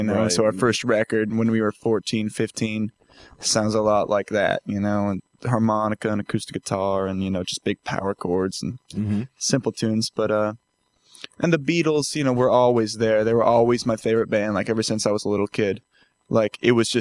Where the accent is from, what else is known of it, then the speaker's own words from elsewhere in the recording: Port Angeles, Washington, United States; Growing up in Port Angeles is obviously not much to do.